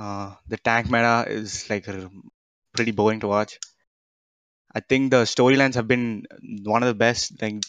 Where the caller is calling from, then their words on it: Bangalore, Karnataka, India; I'm calling from Bangalore, India, actually.